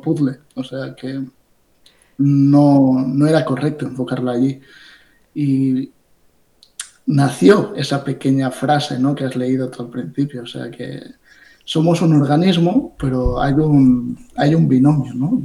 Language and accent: Spanish; Ibiza, Balearic Islands, Spain; now in Barcelona, Spain; habiendo nacido en Ibiza